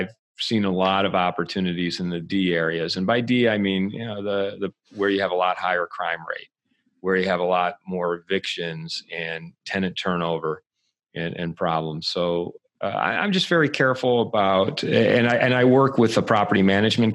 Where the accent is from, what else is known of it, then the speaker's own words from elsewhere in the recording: Michigan, United States; moved away; also born or lived in Santa Monica, California / Los Angeles; I'm from Michigan originally